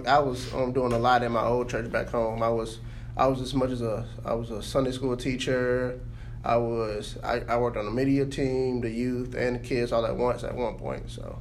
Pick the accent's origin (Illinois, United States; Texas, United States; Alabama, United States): Alabama, United States; Mobile; moved away as an adult; now in Warner Robins, United States; I'm from originally Mobile, Alabama. I just actually recently moved up here June 20th of this year.